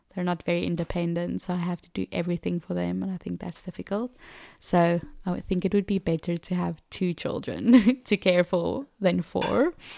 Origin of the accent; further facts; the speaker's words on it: Cape Town, Western Cape, South Africa; first language Afrikaans; English is a second language; moved away as an adult; now in France; I grew up in Cape Town, uh, one of the mother city of South Africa, and I've lived there my whole life